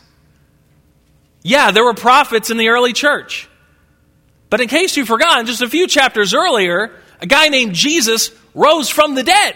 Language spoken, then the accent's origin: English; Springfield, Missouri, United States; moved away; I grew up in the Ozarks in Springfield